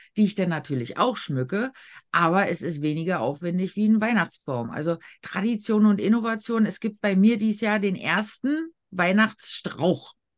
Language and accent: German; Berlin, Germany; ich als Berlinerin